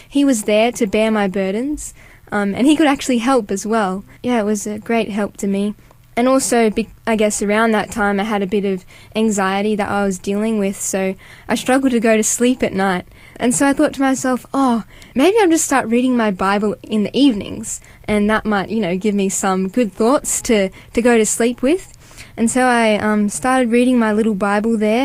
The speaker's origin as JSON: {"language": "English", "area": "North Coast", "region": "New South Wales", "country": "Australia", "tie": "born or raised there", "said": "I'm from a beautiful part of New South Wales, so the North Coast. And yeah, I grew up as an only child"}